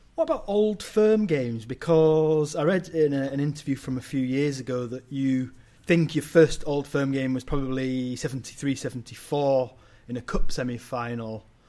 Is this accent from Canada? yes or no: no; England, United Kingdom; my early memories of Rangers growing up in England